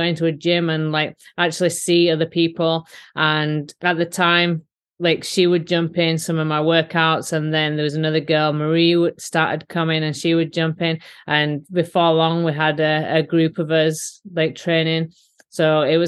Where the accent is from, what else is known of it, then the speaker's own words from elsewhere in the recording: Yorkshire and the Humber, United Kingdom; accent: Yorkshire; moved away as an adult; now in United States; my Yorkshire accent